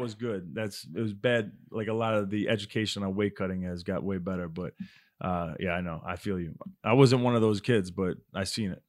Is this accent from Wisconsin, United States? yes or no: no; Baldwin, New York, United States; moved away; it's a town called Baldwin, Long Island, New York.